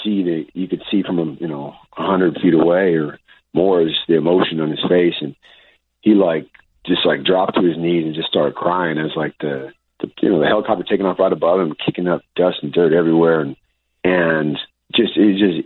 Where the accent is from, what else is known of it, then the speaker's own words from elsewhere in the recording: United States; I was born in America